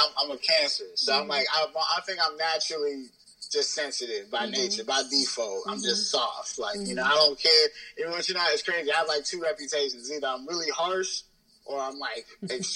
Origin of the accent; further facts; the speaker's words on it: Pittsburgh, Pennsylvania, United States; where we were living at wasn't really the best like place where, you know, growing up in Pittsburgh.